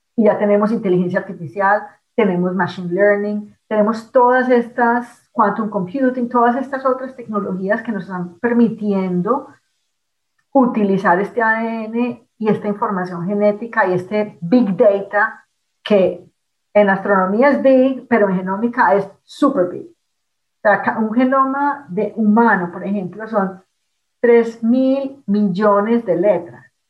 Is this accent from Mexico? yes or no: no; Colombia; moved away; Cuando salí de Colombia por primera vez